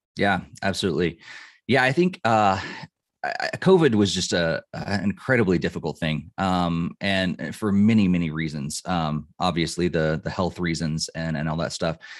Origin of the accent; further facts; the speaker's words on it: Illinois, United States; moved away as an adult; also born or lived in Boston area / north of Denver, Colorado; now in Colorado, United States; I grew up in Illinois